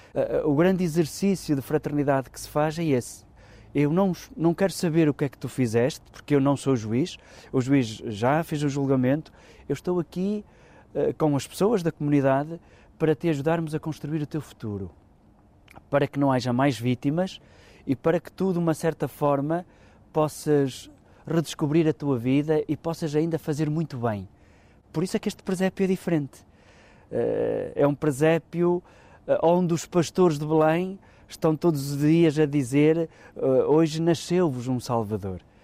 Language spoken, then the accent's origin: Portuguese; Arco de Baúlhe, Braga, Portugal; A minha terra tem muito deste ambiente. É uma terra rodeada por montanhas